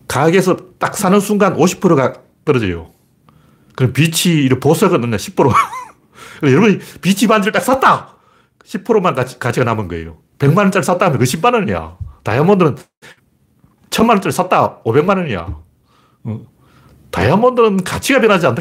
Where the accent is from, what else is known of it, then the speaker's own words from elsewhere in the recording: South Korea; 우리나라 사람 양반이에요.